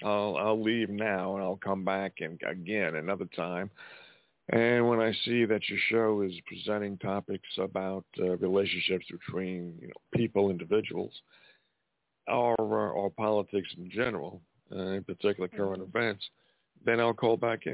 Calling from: Montana, United States; I'm calling from Montana.

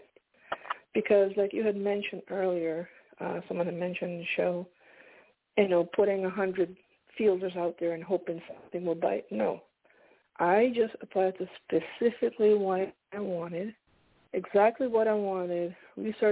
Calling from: Pennsylvania, United States; I'm calling from Pennsylvania

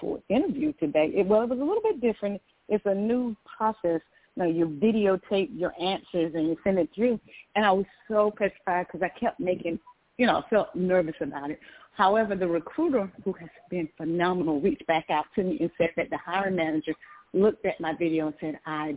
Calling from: Georgia, United States; I'm calling from Georgia

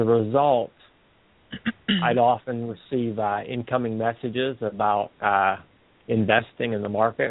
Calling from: Pennsylvania, United States; from Pennsylvania.

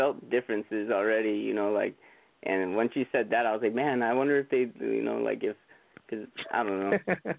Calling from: Huntington Beach, California, United States; I'm calling from Huntington Beach, California.

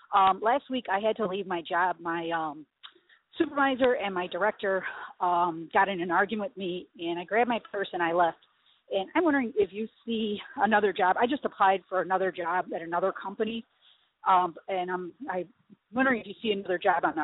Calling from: Chicago, Illinois, United States; I'm calling from Chicago.

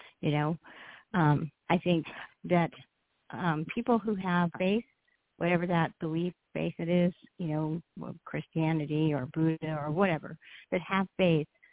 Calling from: Ontario, California, United States; calling from California, Southern California

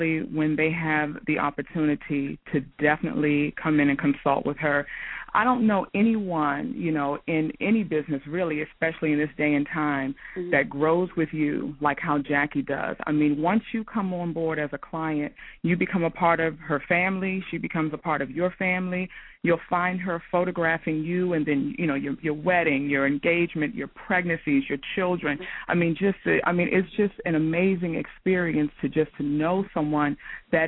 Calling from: Upper Marlboro, Maryland, United States; I am calling from the Upper Marlboro, Maryland area

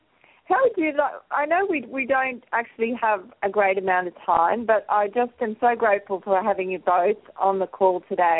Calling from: Australia; I'm just live from Australia, so good afternoon or good morning and or good night, wherever you are in the world.

